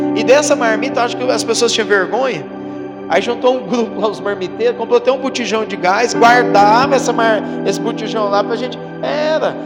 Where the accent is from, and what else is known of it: Luz, Minas Gerais, Brazil; born or raised there; also born or lived in Uberlândia